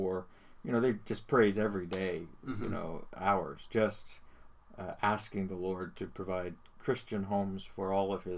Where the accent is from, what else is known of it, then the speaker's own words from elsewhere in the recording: Burlington, Ontario, Canada; I was born and raised in Burlington and spent most of our lives there.